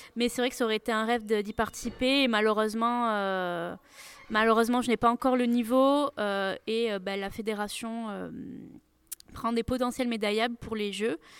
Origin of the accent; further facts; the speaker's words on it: Nantes, Pays de la Loire, France; also born or lived in Toulouse; je suis de Nantes